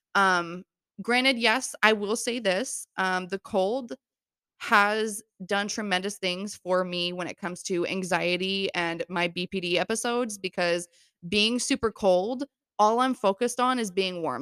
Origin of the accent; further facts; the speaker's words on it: Florida, United States; moved away as an adult; now in New York, United States; I was born and raised in Florida